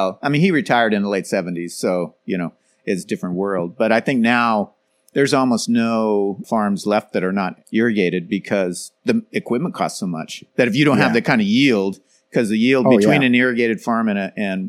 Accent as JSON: {"language": "English", "region": "Idaho", "country": "United States", "tie": "born or raised there", "moved": "yes", "lives_now": "Ohio, United States", "said": "where I grew up in Idaho, we get 13 inches of rain per year"}